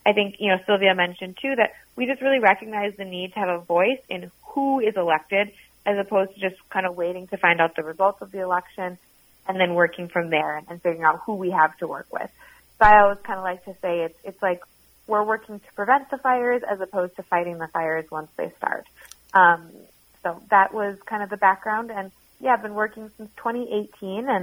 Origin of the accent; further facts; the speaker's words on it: Minneapolis, Minnesota, United States; also born or lived in Seattle, Washington; I'm from Minneapolis originally, went out to school in Seattle, Washington, and then came back here after graduating